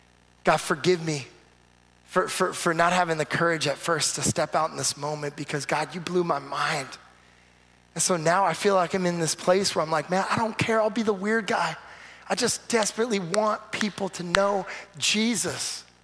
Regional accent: California, United States; man, you were in California for a little bit, you moved back, I'm from California, so we're connecting.

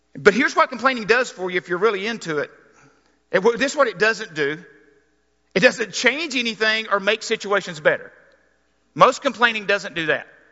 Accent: Arkansas, United States; I grew up in Arkansas

